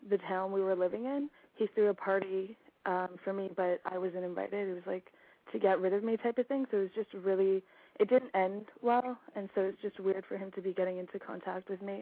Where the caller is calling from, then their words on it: Victoria, British Columbia, Canada; Um, I'm calling from Victoria, British Columbia.